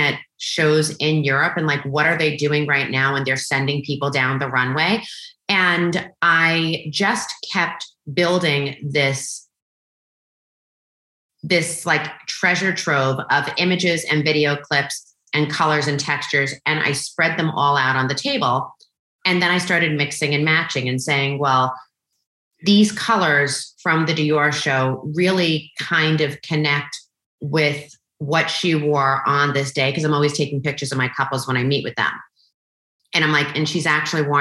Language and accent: English; New York, United States; I'm Italian, I'm from New York